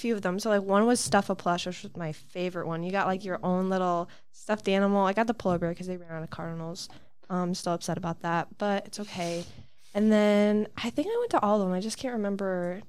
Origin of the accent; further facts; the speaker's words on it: Adrian, Michigan, United States; I'm a marketing major. It's my first year at SVSU, and I'm from Adrian, Michigan.